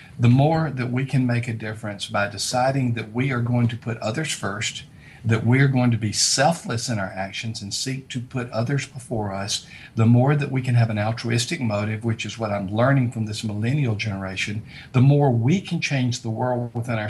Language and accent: English; South Alabama, United States; I was raised in South Alabama in a very prejudicial era, a lot of racism where I grew up.